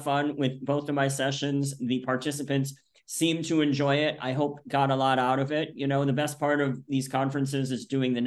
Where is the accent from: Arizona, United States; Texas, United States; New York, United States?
New York, United States; outside of Rochester, upstate; moved away as an adult; also born or lived in Buffalo, New York; now in Florida, United States; I'm originally from upstate New York. And when I say upstate, I mean way upstate, Lake Ontario area, outside of Rochester